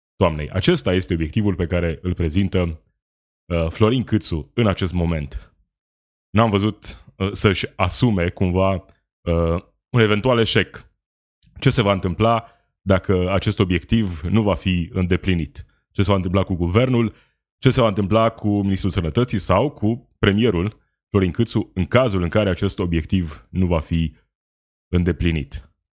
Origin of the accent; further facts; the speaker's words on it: Romania; Sunt români, la fel ca noi toți ceilalți